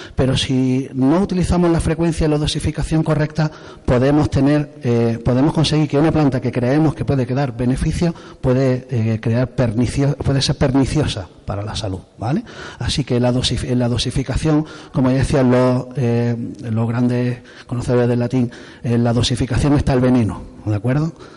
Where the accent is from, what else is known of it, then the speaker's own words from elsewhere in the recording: Torrox, Andalusia, Spain; soy de Torrox, soy de, del pueblo de aquí al lado